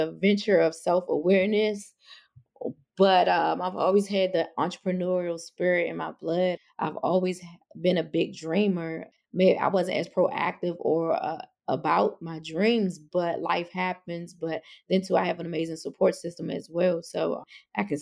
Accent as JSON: {"language": "English", "town": "Washington", "region": "District of Columbia", "country": "United States", "tie": "born or raised there", "said": "I was born and raised in Northwest DC"}